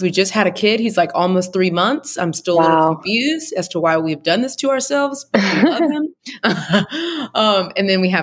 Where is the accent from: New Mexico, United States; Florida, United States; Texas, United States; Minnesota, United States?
Texas, United States; Houston; moved away as an adult; also born or lived in Atlanta, Georgia; I'm originally from Houston